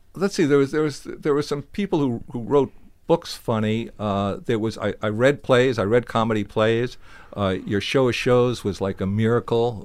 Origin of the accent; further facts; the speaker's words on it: New Jersey, United States; I was from New Jersey